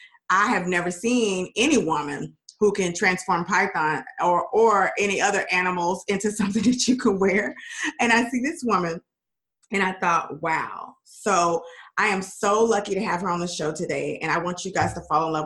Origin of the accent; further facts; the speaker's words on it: Dallas, Texas, United States; Dallas, which is my hometown